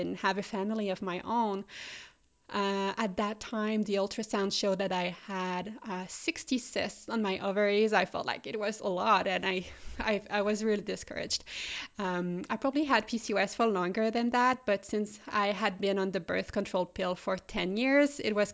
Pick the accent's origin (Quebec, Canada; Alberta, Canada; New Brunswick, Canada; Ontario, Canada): Quebec, Canada; Quebec City; English is a second language; moved away; also born or lived in Melbourne, Australia / Munich, Germany; I studied in Quebec City, which is the French-speaking province of Canada, in case you're wondering where my accent is coming from.